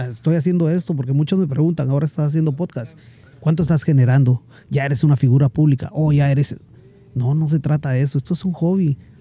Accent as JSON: {"language": "Spanish", "country": "Guatemala", "moved": "yes", "lives_now": "United States", "said": "emigré de, de Guatemala para acá por ciertas razones"}